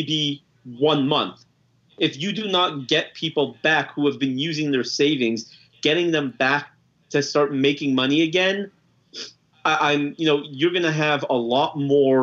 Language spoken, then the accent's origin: English; California, United States; now in Dallas, United States; I'm from Cali originally